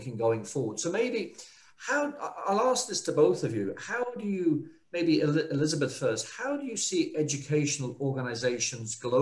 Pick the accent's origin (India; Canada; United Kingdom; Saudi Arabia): United Kingdom; England; moved away; also born or lived in Australia / United States / China; I grew up in England